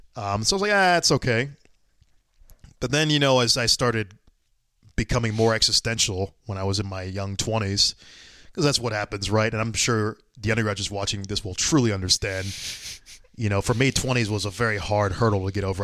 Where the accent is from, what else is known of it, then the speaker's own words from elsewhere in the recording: Atlanta, Georgia, United States; I'm from Atlanta